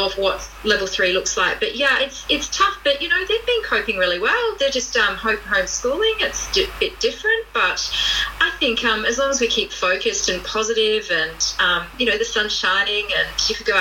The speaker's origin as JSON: {"language": "English", "country": "Australia", "also_born_or_lived": "United Kingdom", "moved": "as an adult", "lives_now": "New Zealand", "said": "I'm not a Kiwi. So I'm Australian."}